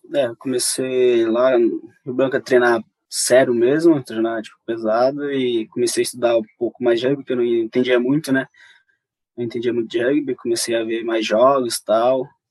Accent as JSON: {"language": "Portuguese", "town": "Satubinha", "region": "Maranhão", "country": "Brazil", "tie": "born or raised there", "moved": "yes", "said": "tem um povoado onde eu moro, que chama Timorante, onde eu nasci lá"}